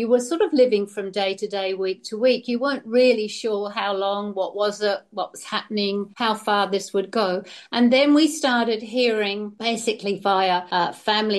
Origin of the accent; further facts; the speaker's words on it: Western Australia, Australia; as Australian citizens, we had to apply to come back to our own country